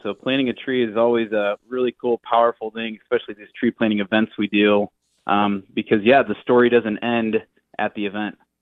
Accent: United States; I grew up in the Quad Cities

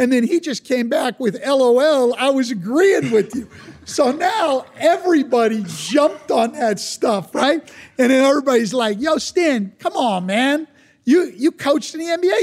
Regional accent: California, United States; I grew up in California

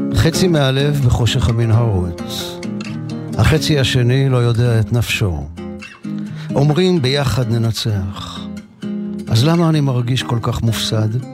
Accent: Mekor Baruch, Jerusalem District, Israel; בקומה השנייה של הבית בו נולדתי בשכונת מקור ברוך. אני בן חמש עשרה

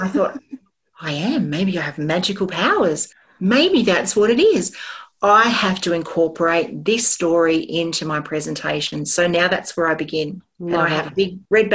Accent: Sydney, New South Wales, Australia; growing up in the Sutherland Shire

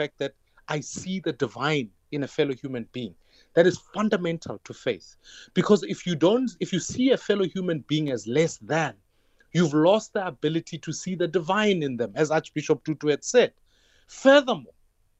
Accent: Soweto, Gauteng, South Africa; I grew up in Dobsonville in Soweto during apartheid.

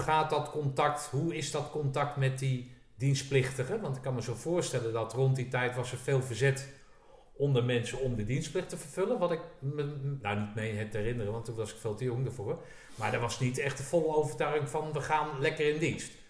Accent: Zeist, Utrecht, Netherlands; ik kom uit Zeist

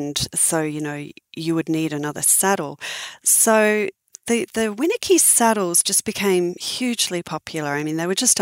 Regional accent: Sydney, New South Wales, Australia; I was horse mad growing up in Sydney

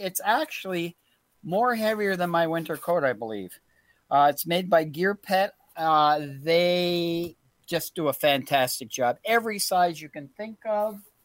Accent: Canada; We are we are all Canadian here

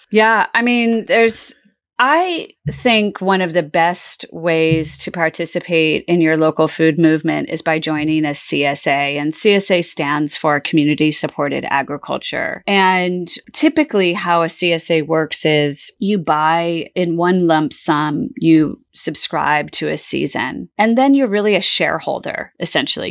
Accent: California, United States; moved away; also born or lived in Bermuda; I grew up in California

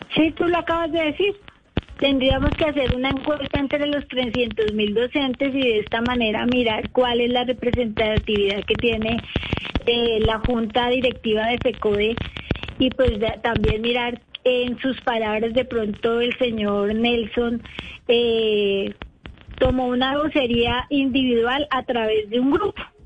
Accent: Bogotá, Colombia; yo soy de Bogotá

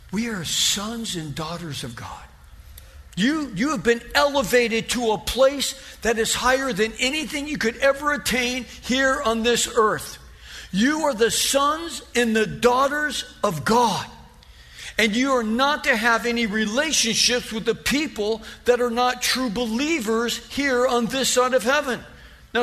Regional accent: Ontario, California, United States; also born or lived in North Hollywood; We moved from North Hollywood to Ontario when I was 6 years old.

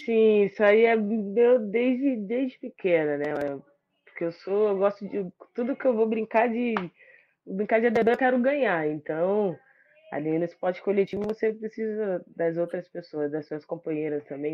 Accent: Brazil; e como brasileiro, acho que todo mundo abraçou a seleção feminina

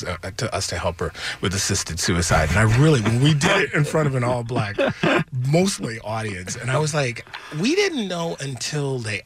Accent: Detroit, Michigan, United States; I grew up in Detroit.

